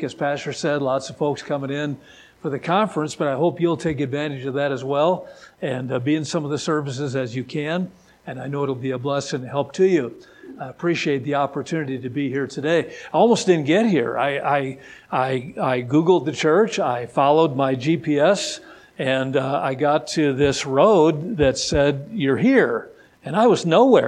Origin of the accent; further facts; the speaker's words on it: Wisconsin, United States; moved away as an adult; now in California, United States; I'm originally from Wisconsin, and thank the Lord for my Midwestern roots.